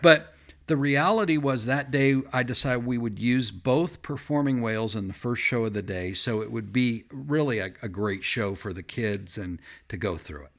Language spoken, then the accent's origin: English; Fullerton, California, United States; I grew up in Chuck Swindoll's church, E V Free Fullerton